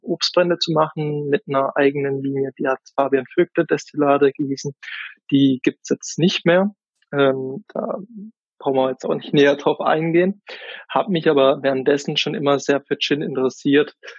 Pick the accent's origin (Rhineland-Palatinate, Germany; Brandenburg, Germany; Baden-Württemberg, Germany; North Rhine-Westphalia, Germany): Baden-Württemberg, Germany; Oberrotweil; ich komme aus dem Kaiserstuhl, aus dem wunderschönen Oberrottweier. Das ist ein kleines Dorf ähm, da bin ich auch groß geworden, aufgewachsen